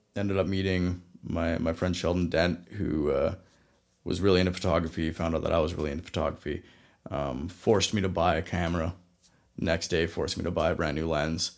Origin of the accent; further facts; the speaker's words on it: Vanderhoof, British Columbia, Canada; also born or lived in Kelowna; my hometown, Vanderhoof